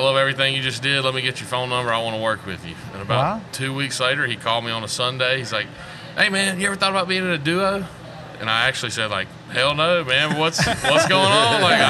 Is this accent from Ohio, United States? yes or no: no; Pilot Mountain, North Carolina, United States; moved away; I'm from Pilot Mountain, North Carolina, so Mayberry, the Andy Griffith Show. It's a real place.